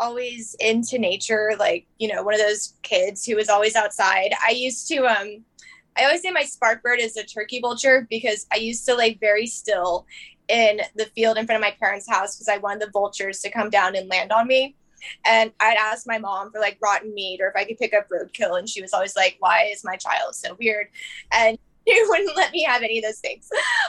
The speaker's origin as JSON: {"language": "English", "region": "Texas", "country": "United States", "said": "So I'm a bit of a vagabond. I'm originally from Texas"}